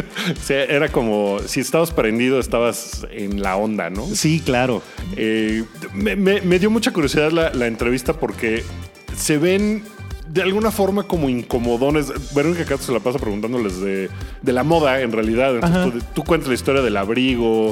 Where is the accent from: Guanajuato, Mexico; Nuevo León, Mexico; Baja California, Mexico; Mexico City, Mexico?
Mexico City, Mexico; yo soy muy del sur y entre más al sur te vas de la Ciudad de México